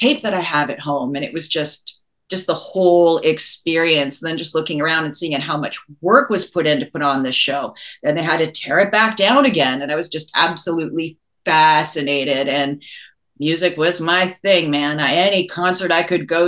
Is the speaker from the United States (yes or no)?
yes; Maui, Hawaii, United States; moved away; I grew up in Hawaii. I grew up on Maui